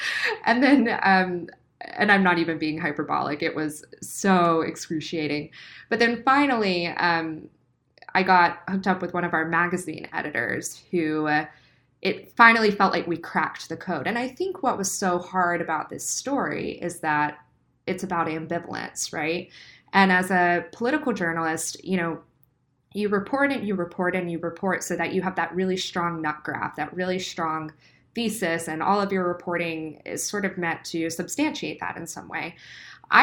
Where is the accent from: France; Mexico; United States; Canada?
United States; the South; accent: Southern; the South. You don't have an accent. And that's something that really saddens me because I, you know, my accent when I go home is really strong.